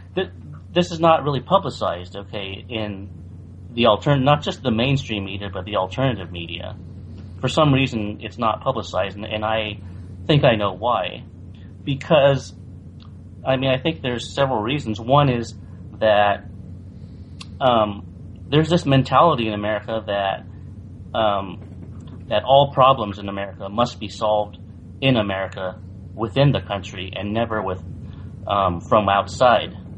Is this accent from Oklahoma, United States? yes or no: no; San Francisco Bay Area, California, United States; also born or lived in Taiwan; I grew up in the San Francisco Bay Area in California, and I came to the United States when I was three